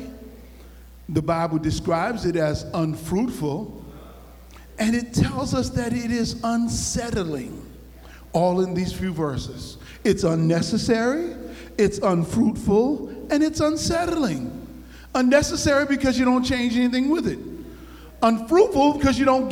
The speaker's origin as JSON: {"language": "English", "town": "New Haven", "region": "Connecticut", "country": "United States", "tie": "born or raised there", "said": "I grew up in New Haven in the Ashman Street Projects"}